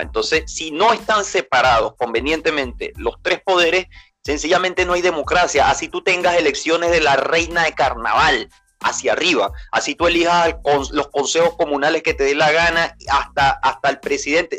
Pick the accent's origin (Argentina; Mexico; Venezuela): Venezuela; now in Chile; como venezolano, que nosotros sabemos lo que vivimos en Venezuela